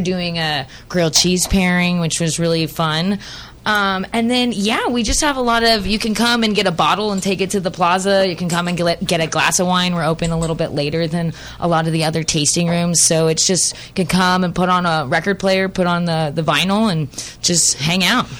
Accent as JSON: {"language": "English", "area": "Central Valley", "region": "California", "country": "United States", "tie": "born or raised there", "said": "I was raised in the Central Valley of California"}